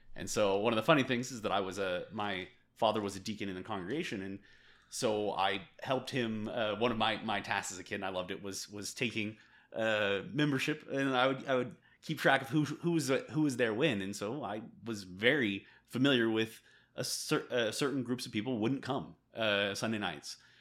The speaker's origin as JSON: {"language": "English", "region": "California", "country": "United States", "tie": "born or raised there", "also_born_or_lived": "Korea", "moved": "as an adult", "lives_now": "El Paso, United States", "said": "I grew up in the Church of Christ, uh, in California"}